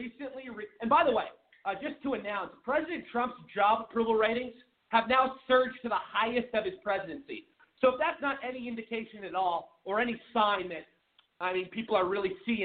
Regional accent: Washington, United States; My home state of Washington

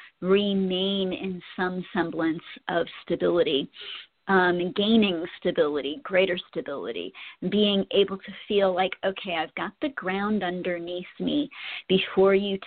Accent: Colorado, United States; my home state

